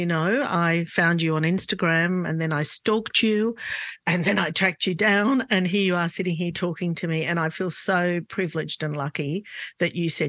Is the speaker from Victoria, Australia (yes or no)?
no; Sydney, New South Wales, Australia; we grew up in Glebe, and lots of, you know, housing commission houses and homes, but very few migrants.